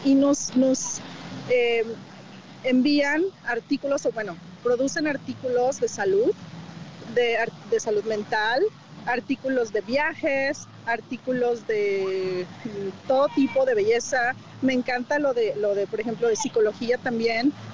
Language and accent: Spanish; Irapuato, Guanajuato, Mexico; moved away as an adult; now in Michigan, United States; yo vengo desde Guanajuato, Irapuato, Guanajuato, para ser exacto. Ahí nací